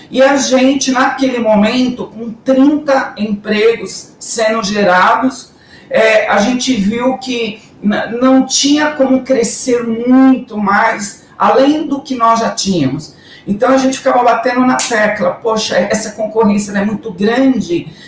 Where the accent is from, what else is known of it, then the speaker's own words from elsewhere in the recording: Guarulhos, São Paulo, Brazil; por algo que eu nunca tinha feito por Guarulhos, minha cidade natal.